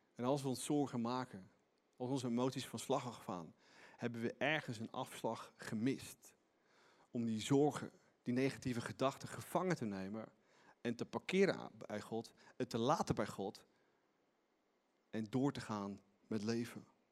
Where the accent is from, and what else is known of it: Netherlands